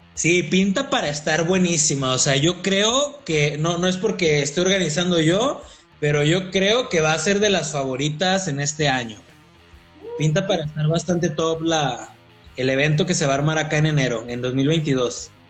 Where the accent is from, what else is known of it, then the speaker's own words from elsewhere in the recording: Coahuila, Mexico; moved away as an adult; now in Querétaro, Mexico; soy de Coahuila